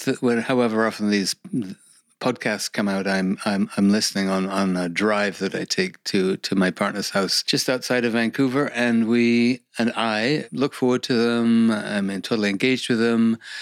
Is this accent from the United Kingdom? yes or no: yes; England, United Kingdom; moved away as an adult; now in Canada; I'm originally from England, came to Canada in 1973